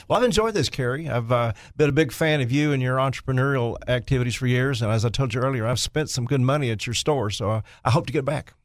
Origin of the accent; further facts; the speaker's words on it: Jonesboro, Arkansas, United States; my hometown, Jonesboro